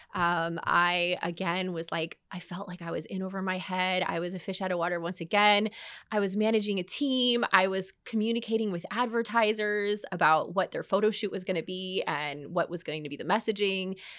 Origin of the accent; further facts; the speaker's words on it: Orlando, Florida, United States; also born or lived in Dallas; I'd moved back to Orlando. I followed a man here, didn't end up marrying him, but b, all the same, I followed a man here, come back to my hometown